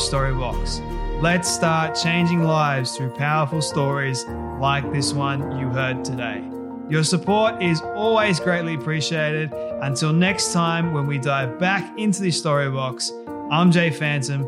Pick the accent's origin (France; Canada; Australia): Australia; I'm Aussie